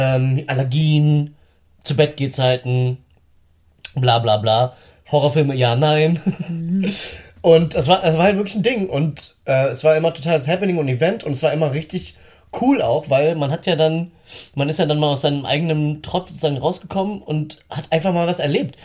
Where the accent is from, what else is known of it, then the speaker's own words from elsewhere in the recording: Northern Germany, Germany; bei uns im Norden